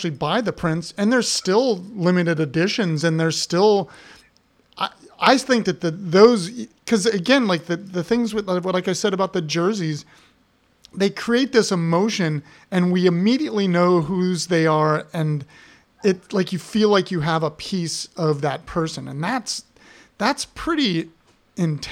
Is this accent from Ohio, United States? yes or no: yes; Columbus, Ohio, United States; my hometown, like a suburb of Columbus